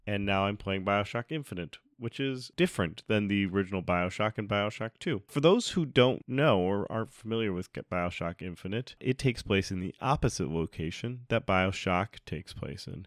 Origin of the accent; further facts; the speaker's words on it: Rhode Island, United States; I'm from Rhode Island.